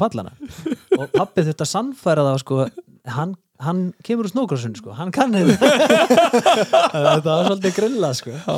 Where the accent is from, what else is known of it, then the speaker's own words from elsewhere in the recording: Reykjavík, Capital Region, Iceland; ég er nú bara fættur og uppalinn í Borg Óttans sko, í eh. Reykjavíkinni